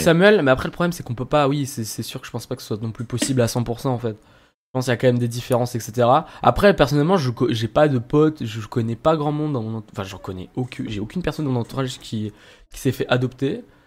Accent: Lyon, Auvergne-Rhône-Alpes, France; nous trois, on est lyonnais

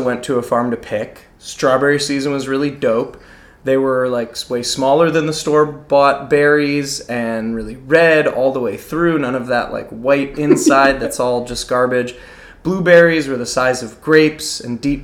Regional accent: New England, Connecticut, United States; moved away; also born or lived in Laos; I grew up in New England, Connecticut.

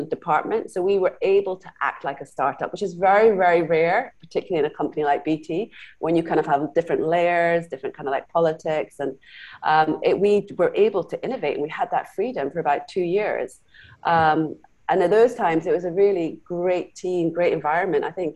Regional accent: Scotland, United Kingdom; moved away as an adult; also born or lived in Glasgow / London; now in Singapore; I was actually grew up in Scotland. I'm half Canadian, half Scottish

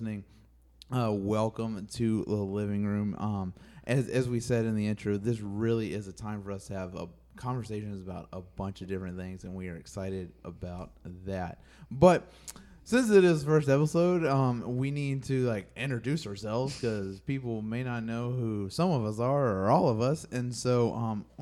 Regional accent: North Carolina, United States; accent: Southern; moved away as an adult; now in Rhode Island, United States; I'm from North Carolina, and I've lived in Rhode Island for 11, 12 years now

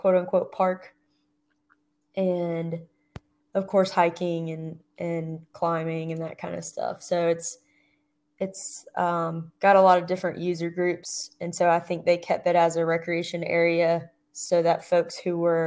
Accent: Atlanta, Georgia, United States; moved away as an adult; I grew up outside Atlanta, Georgia, on the east side of town

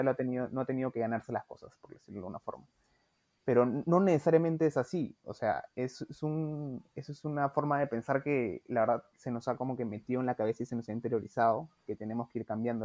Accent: Peru

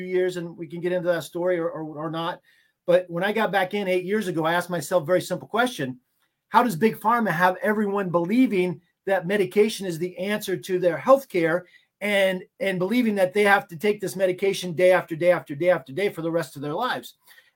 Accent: Maine, United States; But I'm from Maine. Like you said, Maine, United States.

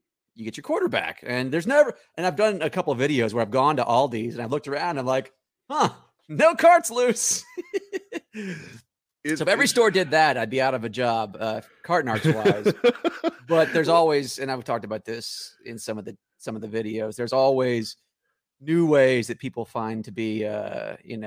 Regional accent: Nashville, Tennessee, United States; now in Los Angeles, United States; Originally, I was Nashville, Tennessee. But out in LA now

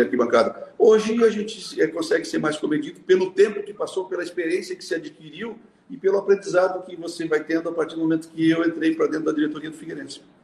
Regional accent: Bom Retiro, Santa Catarina, Brazil; also born or lived in São Paulo; now in Florianópolis, Brazil; nascido em Bom Retiro, aqui no, na Serra Catarinense, né? tenho muito orgulho da região que eu nasci. É, vim para Florianópolis em 1974

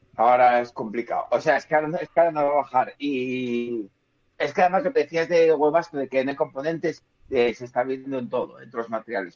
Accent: Spain; como buenos españoles

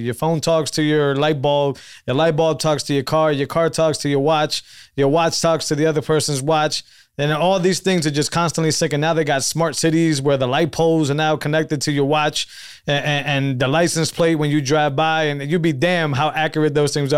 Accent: Northeast, United States; I grew up in the Northeast

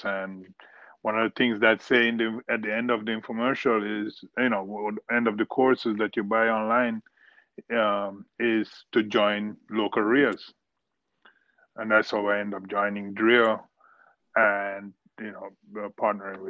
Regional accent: Jamaica; moved away as an adult; also born or lived in India / Miami Shores; now in South Florida, United States; I was born in India, grew up in Jamaica

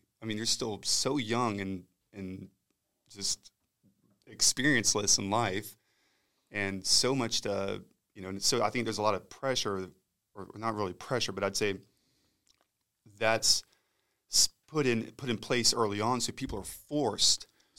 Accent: Eglin, Florida, United States; And then I was born and raised at, or born at Eglin, and then grew up here in the area and was raised.

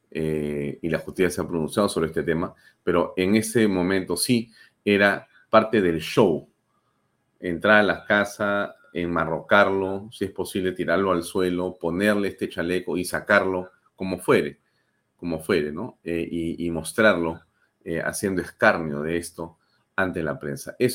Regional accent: Peru; yo también creo, como muchos peruanos y como muchos apristas, sin duda, que ha sido una gran pérdida para el país

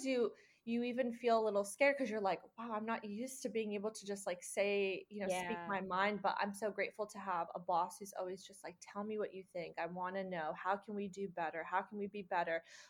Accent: West Coast, United States; I am based in Southern California, born and raised on the West Coast.

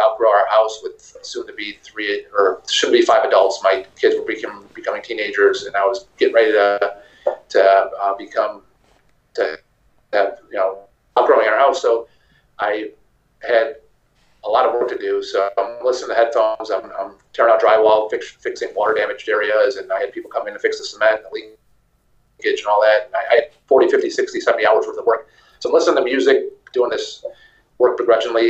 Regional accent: Buffalo, New York, United States; also born or lived in Pittsburgh; I'm from Buffalo, New York, Western New York

